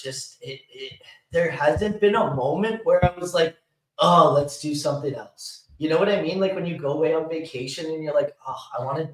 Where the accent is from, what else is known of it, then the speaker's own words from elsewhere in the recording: Canada; I'm Canadian